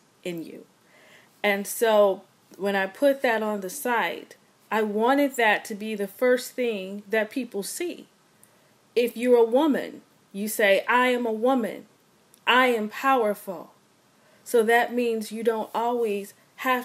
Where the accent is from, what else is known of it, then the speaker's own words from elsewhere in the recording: Los Angeles, California, United States; I'm from Los Angeles. I often make people laugh because I say I'm the little black girl from Crenshaw and Vernon in the Crenshaw district of Los Angeles.